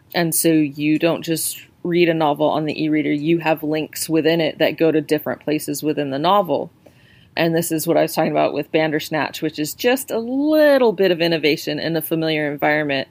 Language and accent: English; New Mexico, United States; now in United Kingdom; I live in the UK, so I grew up in New Mexico